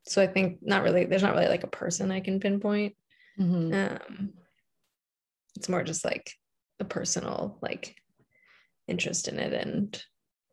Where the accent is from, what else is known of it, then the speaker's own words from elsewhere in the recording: New York City, New York, United States; moved away as an adult; I grew up in New York City, like in Manhattan